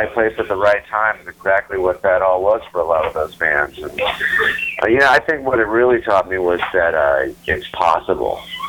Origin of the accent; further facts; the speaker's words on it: Seattle, Washington, United States; it's my hometown. It's where I live.